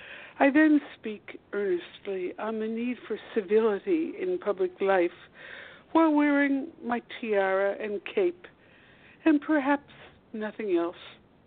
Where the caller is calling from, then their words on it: Washington, District of Columbia, United States; Washington, D.C. I'm eight blocks from the White House